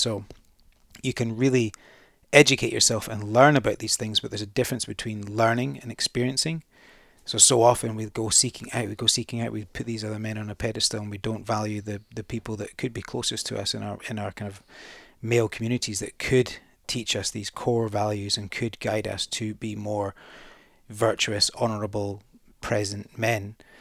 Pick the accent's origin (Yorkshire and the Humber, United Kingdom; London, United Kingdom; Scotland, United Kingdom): Scotland, United Kingdom; the Highlands; I'm from the Highlands